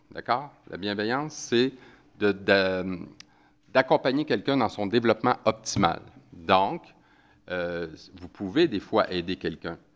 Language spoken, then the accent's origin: French; Quebec, Canada; j'ai un accent, alors euh, ça se peut que des fois vous compreniez pas trop ce que je dis, ça se peut parce que des fois on a des expressions au Québec qui euh, ne sont pas les mêmes que, chez vous.